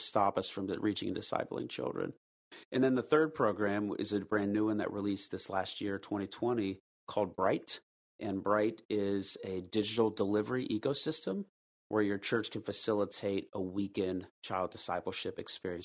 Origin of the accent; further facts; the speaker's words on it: United States; when you and I were growing up in the West, specifically here in the States